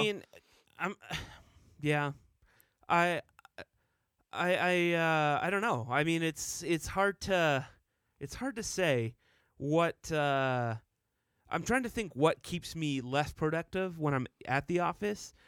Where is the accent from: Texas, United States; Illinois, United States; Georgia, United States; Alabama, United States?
Texas, United States; Dallas; moved away as an adult; now in Utah, United States; I grew up in Texas. I lived there for twenty years